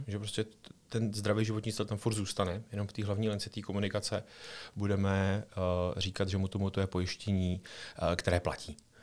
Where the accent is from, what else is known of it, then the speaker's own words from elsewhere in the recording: Czechia; máme jako Češi